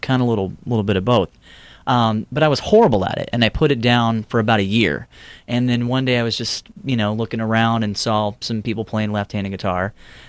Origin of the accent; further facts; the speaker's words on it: Houston, Texas, United States; moved away; I'm from Houston, yes.